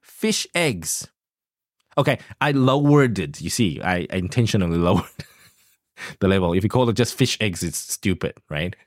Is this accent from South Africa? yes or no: yes; South Africa; moved away; grew up in South Africa